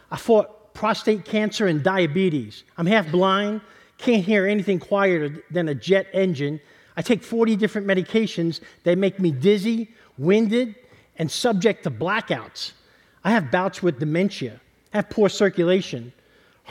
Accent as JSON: {"language": "English", "town": "New York City", "region": "New York", "country": "United States", "tie": "born or raised there", "also_born_or_lived": "Kentucky", "moved": "yes", "said": "I'm born and raised in New York City"}